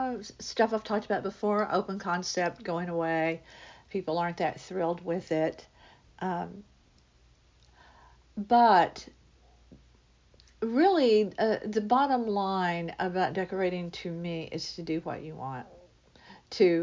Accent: United States; we as Americans

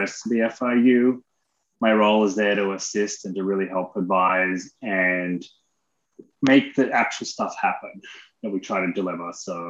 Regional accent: Australia; also born or lived in Seattle; now in Orlando, United States; I grew up in Australia.

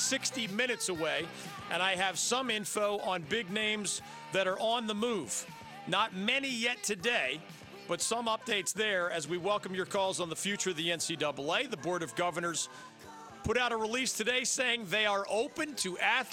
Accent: Philadelphia, Pennsylvania, United States; the Philadelphia Eagles, my hometown team

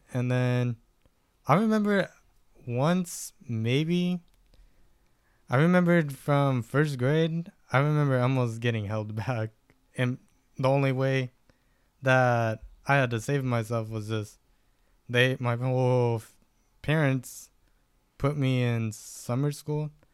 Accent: Stockton, California, United States; also born or lived in Lodi, California / Galt, California; where I grew up was more in Stockton. I was born out in Lodi

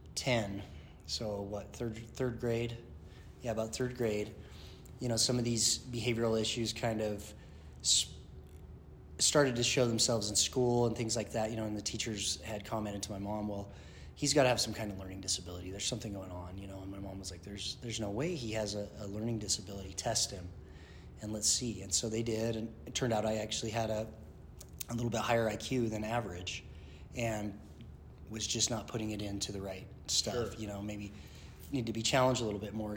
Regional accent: Kaysville, Utah, United States; also born or lived in St. Louis / Denver; I grew up here in Utah. Uh, was an army brat, you know, at a young age

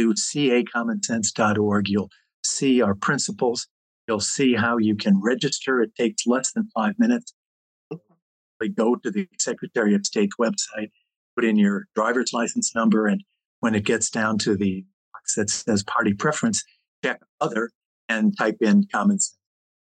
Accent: Chicago, Illinois, United States; moved away; I grew up in Chicago

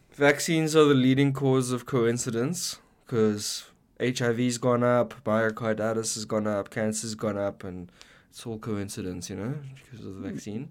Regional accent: South Africa; now in Canada; as a South African

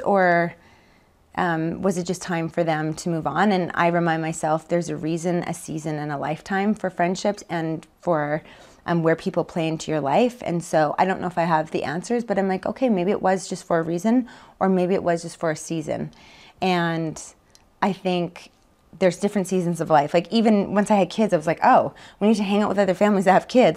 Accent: Winnipeg, Manitoba, Canada; moved away as an adult; also born or lived in Calgary; born and raised in Winnipeg, Manitoba, just outside

